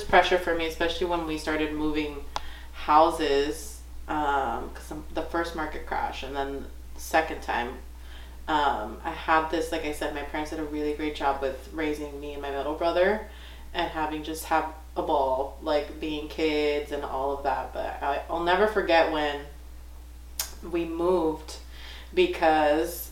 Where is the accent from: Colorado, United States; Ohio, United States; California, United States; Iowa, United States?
California, United States; Lawndale; also born or lived in Inglewood, California; now in Northern California, United States; I'm from Southern California, so born in Inglewood, raised in Lawndale